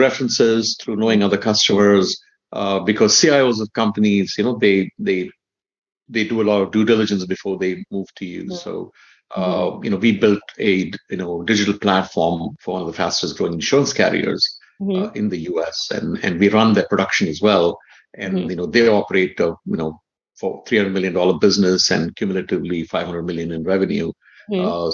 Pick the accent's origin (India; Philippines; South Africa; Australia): India; moved away; also born or lived in Redmond / Illinois; I grew up in India